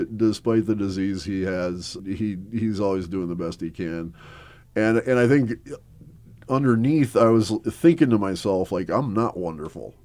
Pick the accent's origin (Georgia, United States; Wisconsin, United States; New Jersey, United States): Wisconsin, United States; Milwaukee; also born or lived in Mequon, Wisconsin; I was born in Milwaukee, Wisconsin